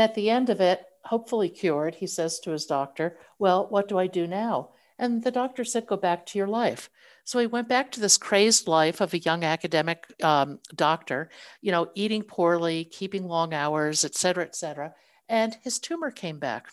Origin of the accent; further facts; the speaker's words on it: northern New Jersey, United States; I grew up in the States, uh, in northern New Jersey